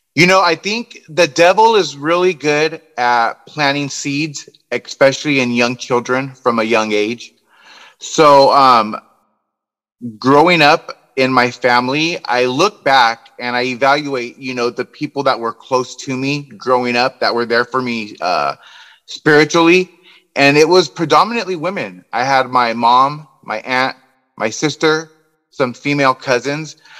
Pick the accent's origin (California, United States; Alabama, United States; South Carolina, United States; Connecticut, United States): California, United States; Southern; I grew up here in Southern California, like I said, my whole life.